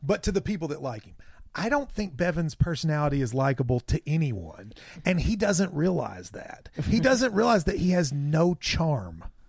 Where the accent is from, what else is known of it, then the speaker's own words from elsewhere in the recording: Southeast Kentucky, United States; I'm from Southeast Kentucky, like you all